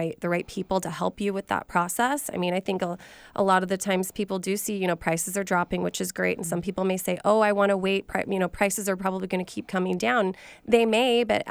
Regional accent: Idaho, United States; now in Seattle, United States; I'm from Idaho originally, and I had family that were tile setters. And so I got to see a lot of construction as a kid

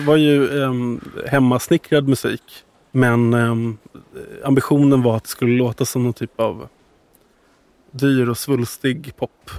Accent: Värmdö, Stockholm County, Sweden; till eh, Värmdö då, där jag är uppvuxen

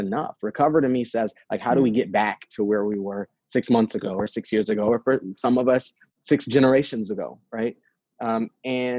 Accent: St. Paul, Minnesota, United States; I grew up in St. Paul. As you mentioned, I'm a fourth generation St. Paul resident

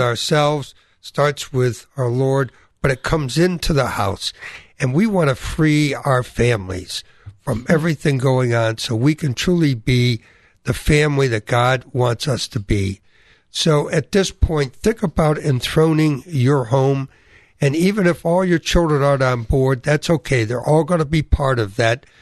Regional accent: New England, United States; I experienced growing up in New England, wonderful Protestant family

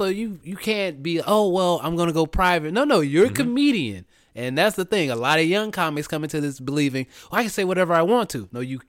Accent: Jacksonville, Florida, United States; where we've had Trayvon Martin, we've had Jordan Davis, which was my hometown, Jacksonville, mm-hmm. Florida.

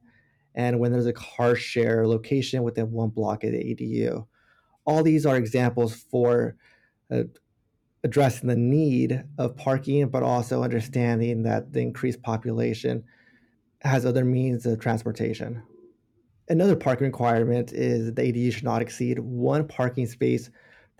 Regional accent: Monterey County, California, United States; I'm born and raised in Monterey County

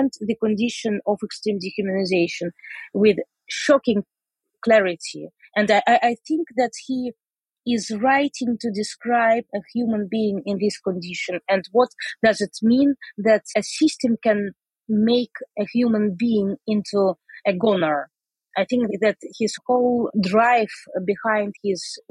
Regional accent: Saint Petersburg, Russia; now in Amsterdam, Netherlands; I grew up in Leningrad.

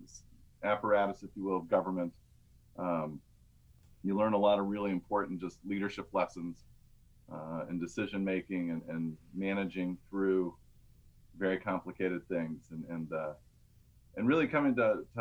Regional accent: Georgia, United States; moved away as an adult; now in Washington, D.C., United States; work for my hometown congressman, which was Newt Gingrich

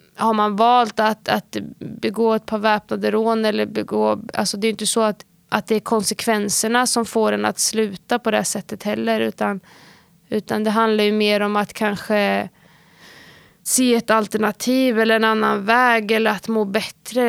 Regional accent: Sweden; området vi växte upp i var ju ett område som både hade fördelar och nackdelar

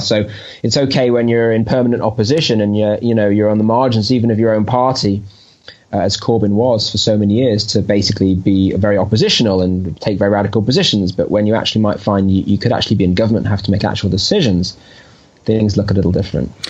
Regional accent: United Kingdom; moved away as an adult; now in Jerusalem, Israel; I am a British Jew that made Aliyah

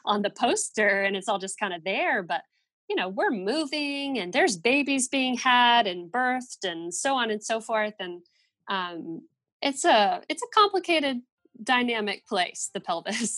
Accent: Fort Worth, Texas, United States; We're both from Fort Worth.

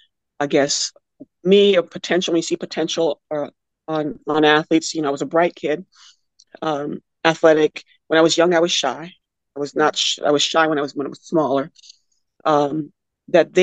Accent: Albuquerque, New Mexico, United States; moved away as an adult; I'm from Albuquerque, New Mexico

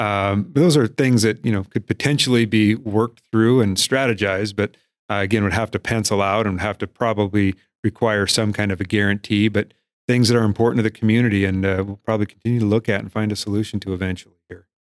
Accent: Miles City, Montana, United States; also born or lived in Broadus, Montana / Bozeman, Montana / Florida / Washington; I grew up in Miles City

